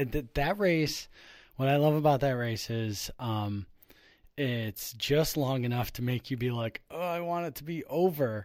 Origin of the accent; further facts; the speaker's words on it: Buffalo, New York, United States; I, I grew up in Buffalo